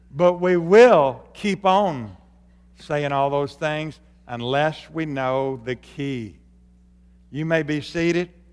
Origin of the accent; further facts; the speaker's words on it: Arkansas, United States; moved away; when I grew up in Arkansas